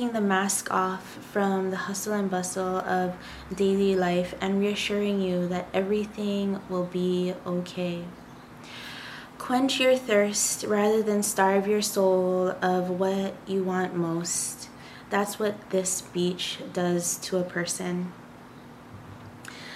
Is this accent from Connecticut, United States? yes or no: no; Hawaii, United States; I am from Hawaii, and I did grow up in Hawaii, born and raised.